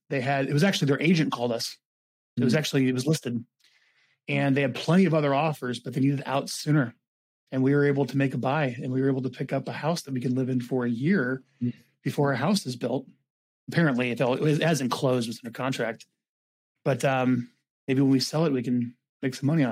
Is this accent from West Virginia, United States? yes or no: no; California, United States; And I said, hey, we're expats from California. It's the grapes of wrath reversed. we're traveling back.